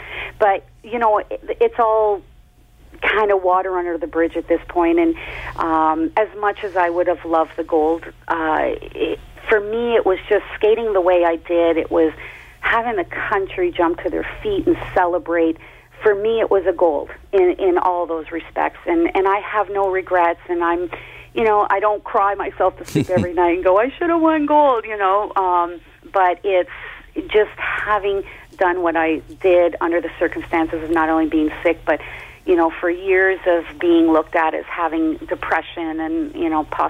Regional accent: Canada; To be skating not only in Canada, but in my home country was every athlete's dream.

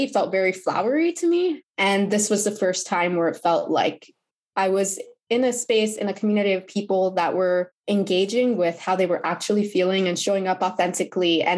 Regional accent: New Jersey, United States; also born or lived in Pennsylvania; now in Connecticut, United States; I grew up in New Jersey.

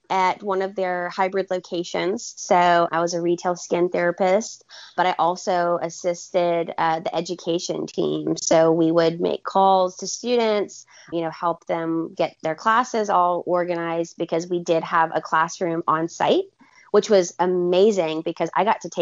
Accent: Alabama, United States; also born or lived in Portland, Oregon / California / Arizona; so I'm from Alabama originally. I mean, I've lived all over the country.

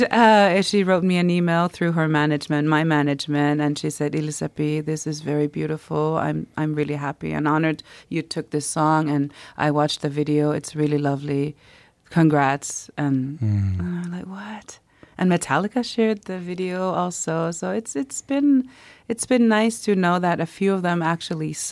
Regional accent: Quebec, Canada; We uh-huh. would go to this small town in Ivujivik near my hometown where my adoptive family are originally from

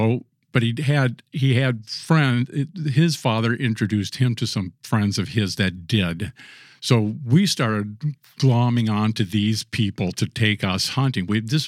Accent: Minnesota, United States; also born or lived in Little Falls, United States / Mille Lacs, United States / St. Paul, United States; I was born in Little Falls, Minnesota, which is a small town in north central Minnesota. I didn't live there very long. My father was a printer by trade, so we moved around quite a bit.

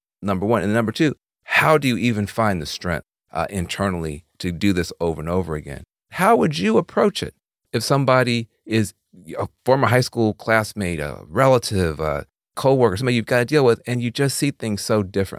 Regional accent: the South, United States; I grew up in the South

